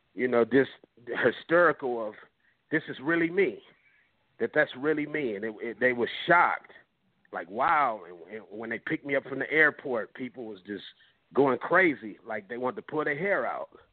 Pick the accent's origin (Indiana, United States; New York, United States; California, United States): California, United States; Compton; growing up in Compton, I'm, I'm from that era